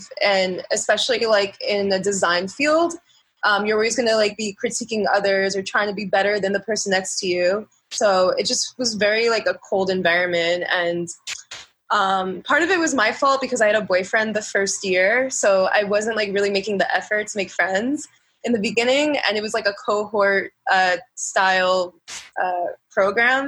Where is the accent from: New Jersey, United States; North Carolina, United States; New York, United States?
New York, United States; New York City; I'm a New Yorker.